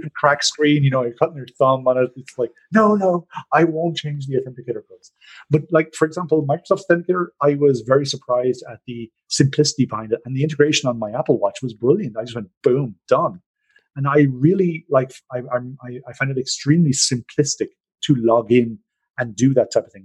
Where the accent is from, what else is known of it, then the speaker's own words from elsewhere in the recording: Ireland; now in Norway; I know I'm Irish